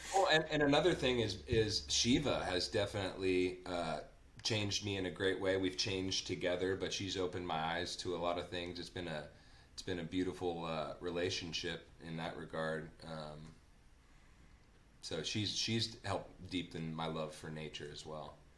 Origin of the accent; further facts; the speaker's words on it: Napa, California, United States; when I was growing up in Napa, I grew up with my grandpa